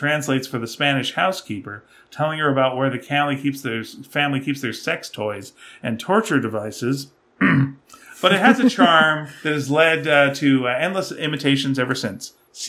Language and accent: English; Australia; Growing up in Australia climatizes you to warm winters to such an extent that everywhere else in the world seems positively arctic by comparison.